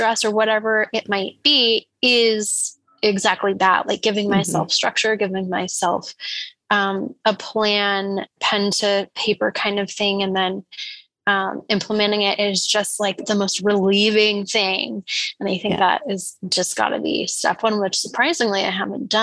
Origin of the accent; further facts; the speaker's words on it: Canada; We're Canadian